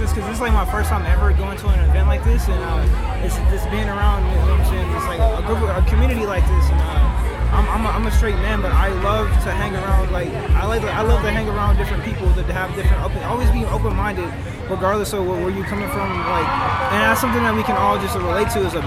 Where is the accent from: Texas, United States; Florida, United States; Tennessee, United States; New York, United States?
Tennessee, United States; Memphis; also born or lived in Mississippi; now in Kingman, United States; I'm originally from Memphis, Tennessee, originally